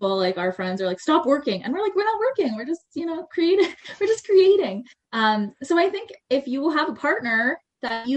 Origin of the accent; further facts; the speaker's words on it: Cornwall, Ontario, Canada; moved away as an adult; also born or lived in Montreal / Calgary / Toronto; I ended up moving back to my hometown, Cornwall, just outside of Ottawa